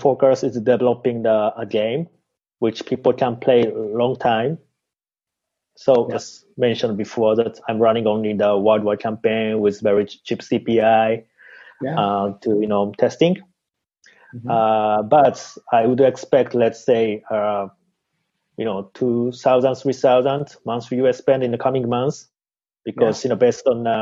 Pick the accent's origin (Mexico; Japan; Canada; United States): Japan; I'm from Japan